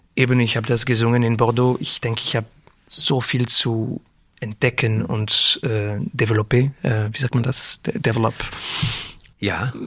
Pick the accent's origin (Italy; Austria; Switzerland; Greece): Switzerland; Geneva; German is a second language; also born or lived in Paris, France; now in Zurich, Switzerland; Aber ich bin in Frankreich und Genf, Genf mhm. aufgewachsen. Und äh, ich habe äh, die ganze, wie sagt man, die ganze Schule habe ich in der, in der Schweiz gemacht mhm. und äh, in Genf